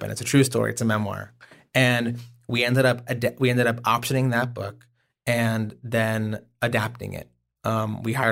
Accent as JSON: {"language": "English", "region": "Oklahoma", "country": "United States", "said": "I am from Oklahoma."}